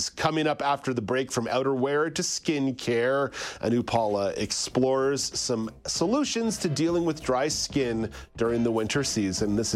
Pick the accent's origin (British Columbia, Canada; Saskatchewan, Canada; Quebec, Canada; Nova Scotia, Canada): Quebec, Canada; Montreal; also born or lived in Ottawa; now in southern Ontario, Canada; I grew up in Montreal. Mm-hmm. I lived in Ottawa for over a decade.